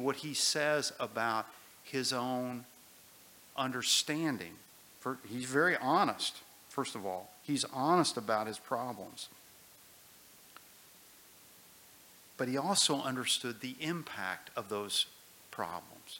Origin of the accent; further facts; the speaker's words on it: United States; I grew up on the Ohio River